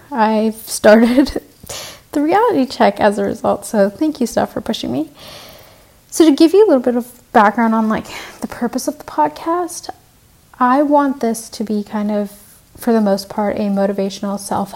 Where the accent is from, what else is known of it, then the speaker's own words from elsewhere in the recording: Vancouver, British Columbia, Canada; also born or lived in Sri Lanka / Colombo; now in Montreal, Canada; I actually am originally from Sri Lanka. So I was born in Sri Lanka and then I grew up in Vancouver. So I'm half Canadian, half Sri Lankan.